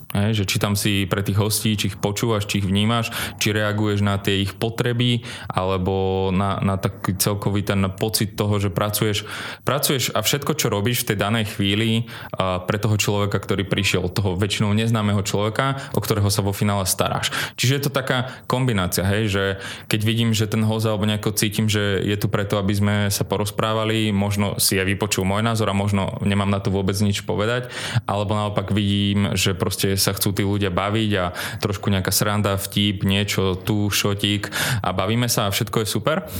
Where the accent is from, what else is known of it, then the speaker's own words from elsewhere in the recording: Bytča, Žilina Region, Slovakia; moved away as an adult; also born or lived in Bratislava; pochádzam z Bytča, ja som študoval vlastne na našom gymnáziu, 8-ročnom